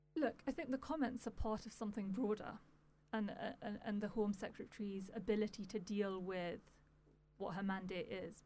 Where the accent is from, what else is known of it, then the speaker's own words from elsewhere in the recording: United Kingdom; as a British Pakistani